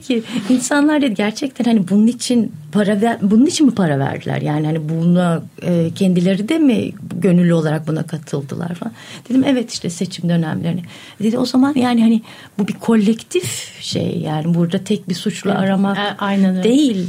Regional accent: Yalova, Turkey; ben Yalovalıyım

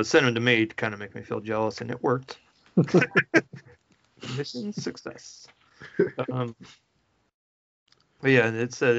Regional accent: Missouri, United States; Living in Missouri, you know, growing up in Missouri

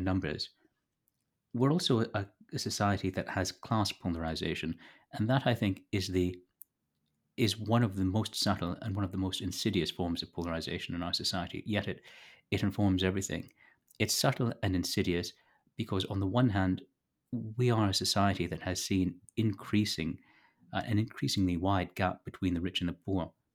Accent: Toronto, Ontario, Canada; moved away as an adult; now in rural Canada; I was born in Toronto. I now live in rural Canada

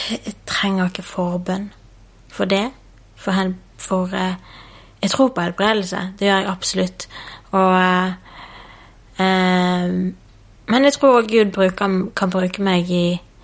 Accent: Bergen, Vestland, Norway; Jeg vokste opp i Bergen sammen med en eh, mamma og pappa og en lillesøster

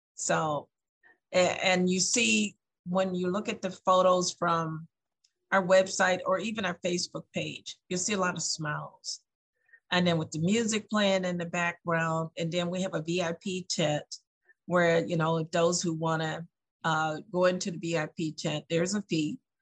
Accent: the South, United States; now in Lansing, United States; I'm from the South

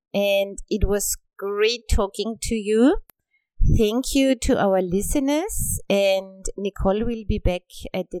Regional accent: Austria; I'm Austrian and I grew up in Austria

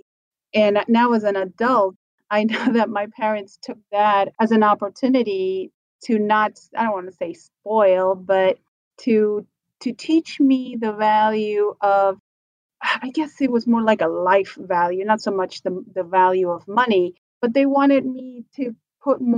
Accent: Buenos Aires, Argentina; moved away; I was born in Argentina, from Buenos Aires originally

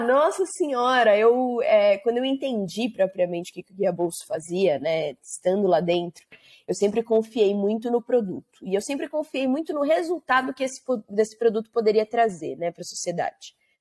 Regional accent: São Paulo, Brazil; sou nascida e criada em São Paulo

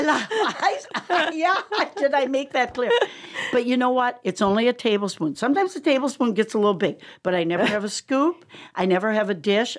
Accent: Wisconsin, United States; moved away; also born or lived in Lake Michigan; Growing up in Wisconsin

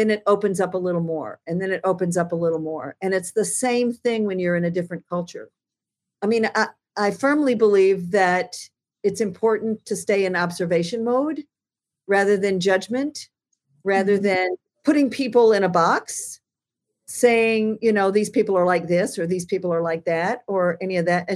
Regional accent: United States; also born or lived in Alaska; I'm fundamentally American

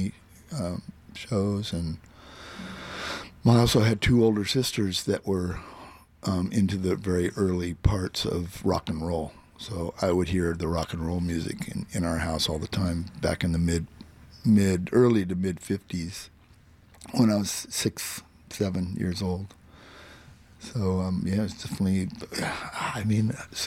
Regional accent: Phoenix, Arizona, United States; moved away as an adult; now in San Francisco, United States; I grew up in Phoenix, Arizona

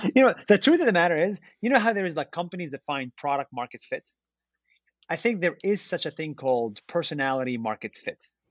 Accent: Israel; moved away as an adult; now in United States; I was born and raised in Israel. Uh, I'm Palestinian Israeli

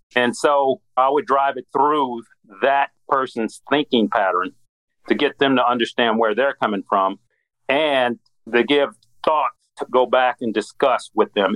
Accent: Midwest, United States; moved away as an adult; now in Atlanta, United States; I'm from the Midwest

